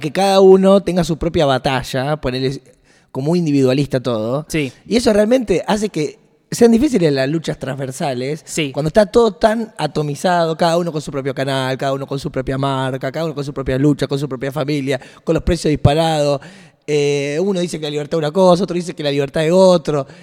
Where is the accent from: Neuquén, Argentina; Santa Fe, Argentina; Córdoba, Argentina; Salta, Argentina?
Santa Fe, Argentina; Rosario; como Rosarino